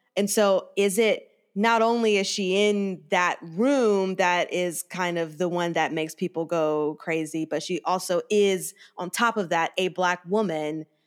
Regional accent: the South, United States; growing up in the South

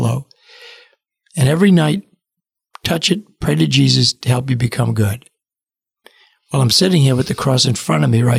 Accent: Cranston, Rhode Island, United States; growing up in Cranston, Rhode Island

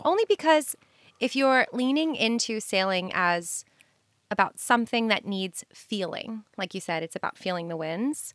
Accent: New York City, New York, United States; I'm from New York City and I am inundated with people all day

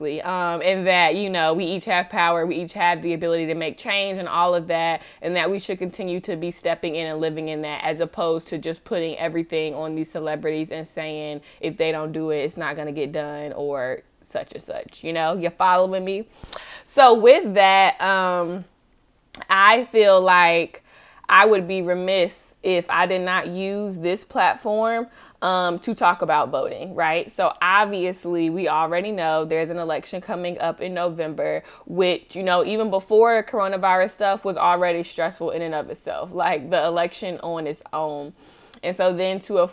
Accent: Charlotte, North Carolina, United States; I'm from Charlotte, obviously, you know, from going to college there and everything

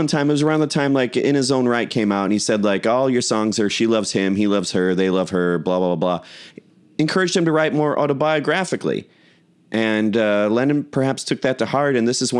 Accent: United States; as an American teenager

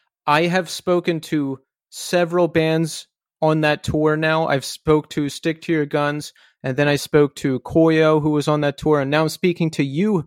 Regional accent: Philadelphia, Pennsylvania, United States; I am from Philadelphia as well, Philadelphia area.

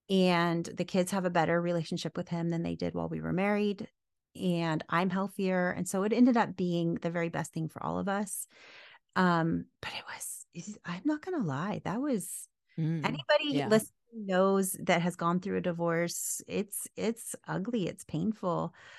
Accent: the South, United States; Look, I'm from the South.

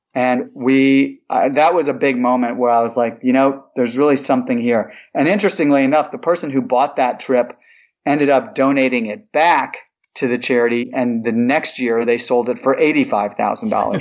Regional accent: St. Louis, Missouri, United States; moved away as an adult; also born or lived in Ithaca, New York; now in Atlanta, United States; I'm originally from St. Louis, Missouri. a Midwesterner. I grew up there from the age of five on through high school

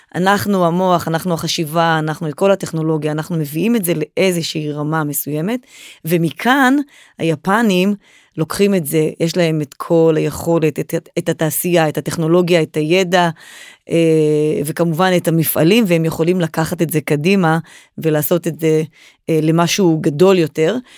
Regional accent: Israel; אנחנו כישראלים

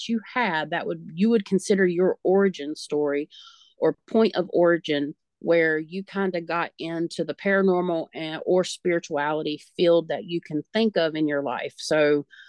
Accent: United States; us Americans

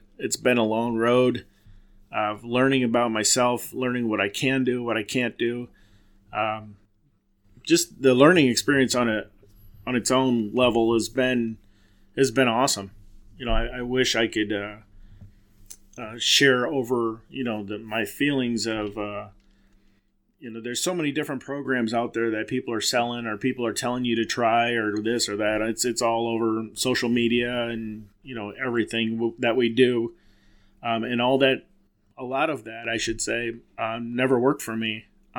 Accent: Silvis, Illinois, United States; I grew up in Silvis, Illinois.

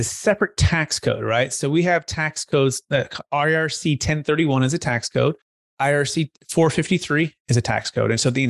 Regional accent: Bay Area, California, United States; I grew up in the Bay Area originally with my parents, mom and dad, my brother, building homes, mostly in Silicon Valley, East Bay.

